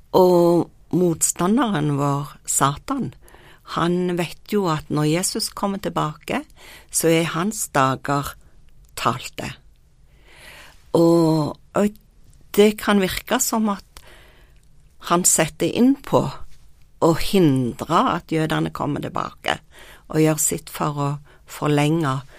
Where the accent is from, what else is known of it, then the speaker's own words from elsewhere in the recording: Norway; jeg kom fra Norge